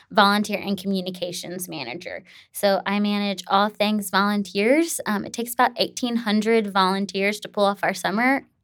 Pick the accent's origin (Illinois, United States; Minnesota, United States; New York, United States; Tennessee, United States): Tennessee, United States; what would it look like to bring this back to my home state of Tennessee?